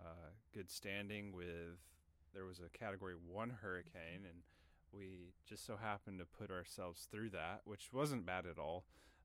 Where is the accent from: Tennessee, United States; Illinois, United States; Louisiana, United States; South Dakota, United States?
Tennessee, United States; moved away; coming from my home state of Tennessee, we get pretty bad storms a lot